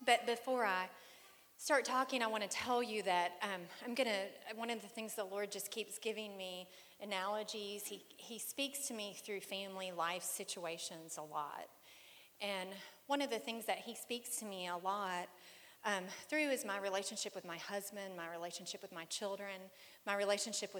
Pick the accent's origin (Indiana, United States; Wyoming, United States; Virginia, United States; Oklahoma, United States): Indiana, United States; Fort Wayne; moved away; home is Indiana for me. I was born in Fort Wayne.